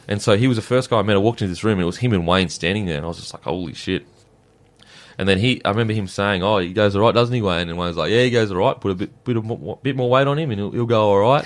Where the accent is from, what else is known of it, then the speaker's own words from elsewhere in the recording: Gold Coast, Queensland, Australia; I'm from the Gold Coast